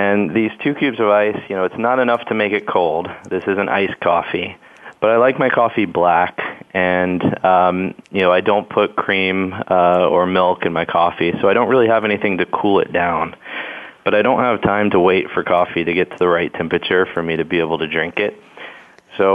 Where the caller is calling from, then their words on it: Houston, Texas, United States; I'm calling from Houston, Texas